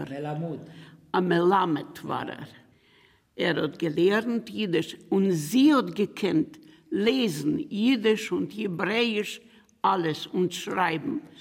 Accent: Romania; born there; Ich bin geboren in Rumänien. Ich bin ein geborener Rumäner. Ich bin geboren in der Nähe von Belz 1937 bin ich geboren.

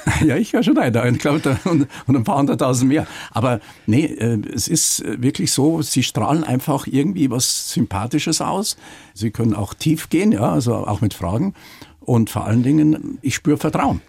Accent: Munich, Bavaria, Germany; also born or lived in Dorfen; ich bin äh, damals in Rammersdorf aufgewachsen

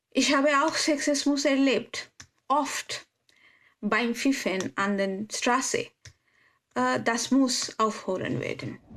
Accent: India; German is a second language; now in Germany; meinem Heimatland, das heißt in Indien

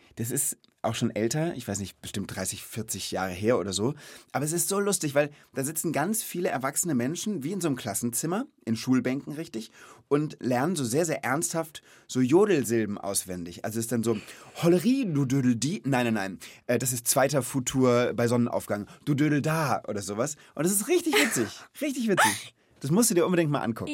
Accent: Rhenish Hesse, Rhineland-Palatinate, Germany; Aber ich komme auch nicht aus Bayern, sondern aus Reuhesse

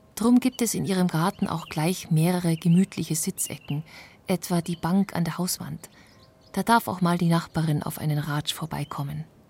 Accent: Bavaria, Germany; bei uns in Bayern mit den eher kleinteiligen Strukturen

